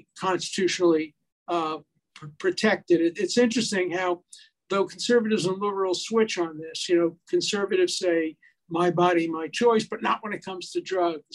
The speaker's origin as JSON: {"language": "English", "town": "New York City", "region": "New York", "country": "United States", "also_born_or_lived": "Hyattsville, Maryland", "moved": "yes", "said": "I come from Brooklyn"}